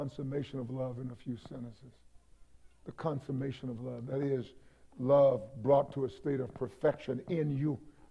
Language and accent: English; East Texas, United States; I grew up in East Texas